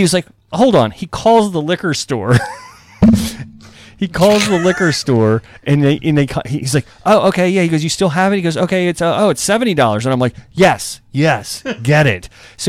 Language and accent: English; Eastern Shore, United States; Because I grew up on the Eastern Shore.